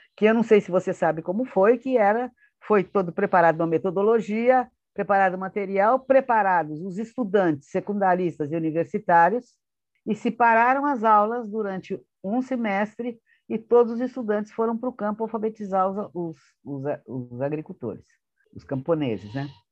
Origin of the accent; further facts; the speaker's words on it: Santos, São Paulo, Brazil; eu nasci em Santos, em dezembro de 1942.